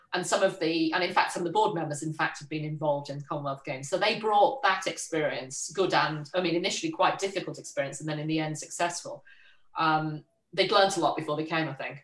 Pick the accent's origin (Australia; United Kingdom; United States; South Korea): United Kingdom; Liverpool, North West England; moved away; I was born in Liverpool, a bit outside Liverpool, went to school in Liverpool